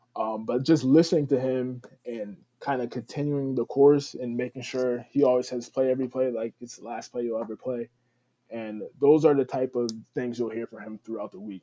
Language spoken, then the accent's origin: English; New Haven, Connecticut, United States; also born or lived in Schenectady, New York; I was born and raised in New Haven, Connecticut, the Westville area. Um, still where I reside